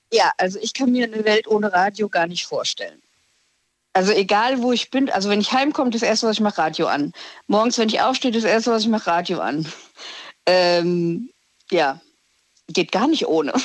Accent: Hesse, Germany; ich aus Hessen komme

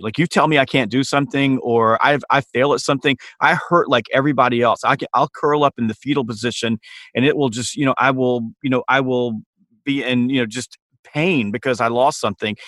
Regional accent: Harlem, Georgia, United States; I grew up in a small town called Harlem, Georgia

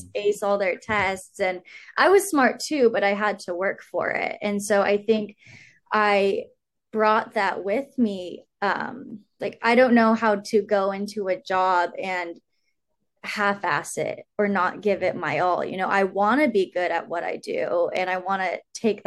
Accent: Sacramento, California, United States; moved away as an adult; now in Santa Barbara, United States; I grew up in Sacramento

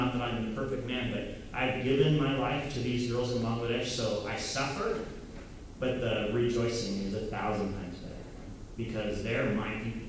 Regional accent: United States; I'm this white, American, Protestant, Christian, male, heterosexual boy

